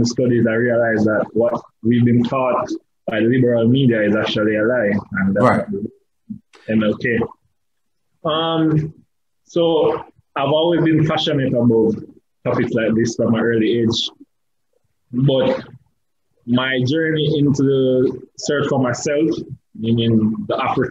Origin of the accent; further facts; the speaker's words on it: Jamaica; I'm a Jamaican, first of all, which is probably something that people wouldn't know, mm-hmm. Or probably realize from the accent.